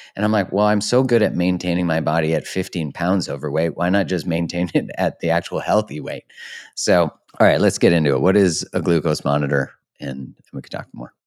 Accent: Canada; I'm a Canadian

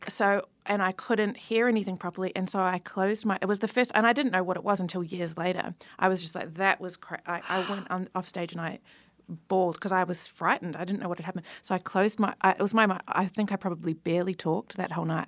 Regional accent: New Zealand; I'm from New Zealand

